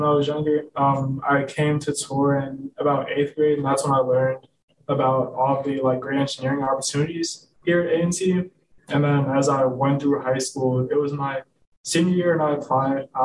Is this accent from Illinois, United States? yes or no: yes; Chicago, Illinois, United States; moved away as an adult; now in Greensboro, United States; I'm from Chicago, Illinois